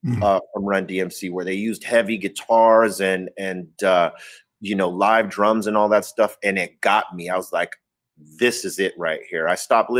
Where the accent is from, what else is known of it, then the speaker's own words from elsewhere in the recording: Los Angeles, California, United States; I was born and raised in Los Angeles